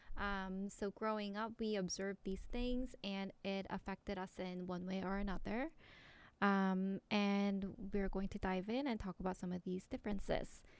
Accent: South Korea; moved away; I grew up in Korea

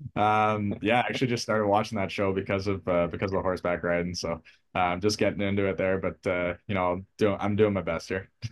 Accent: Port Hope, Ontario, Canada; I grew up in Port Hope, Ontario

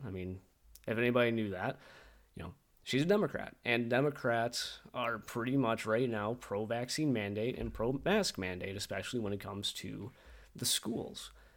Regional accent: Michigan, United States; As Michiganders, as American people

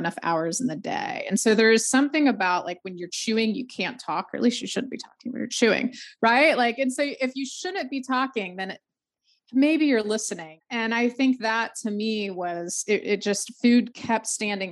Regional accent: the South, United States; also born or lived in Georgia; now in North Carolina, United States; Born and raised in the South, only lived in the South. Farthest north is North Carolina

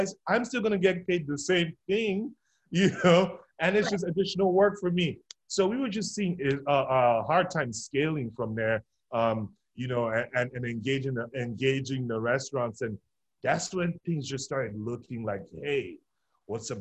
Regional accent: Nigeria; now in Louisville, United States; I'm originally from Nigeria

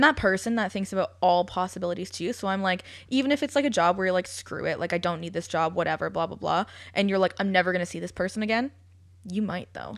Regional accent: London, Ontario, Canada; also born or lived in United Kingdom; my hometown

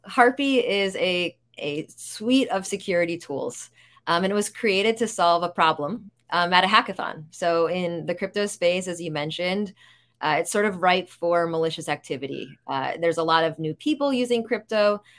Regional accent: New York, United States; I'm a New Yorker

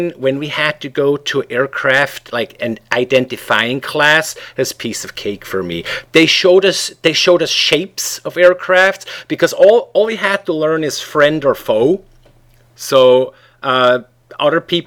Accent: Switzerland; English is a second language; moved away as an adult; also born or lived in Canada / Midwest, United States / Chicago, United States; now in Seattle, United States; I was born and raised in Switzerland

